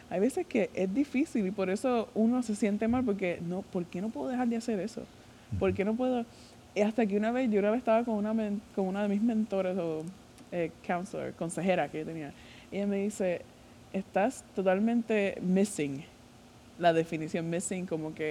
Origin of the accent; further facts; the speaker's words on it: Puerto Rico; Yo soy de Puerto Rico